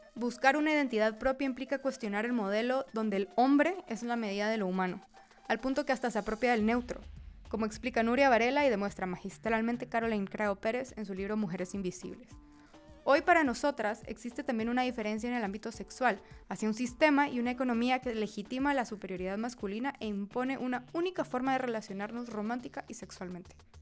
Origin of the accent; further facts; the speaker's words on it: Guatemala; moved away as an adult; now in Mexico City, Mexico; periodista y estratega digital de Guatemala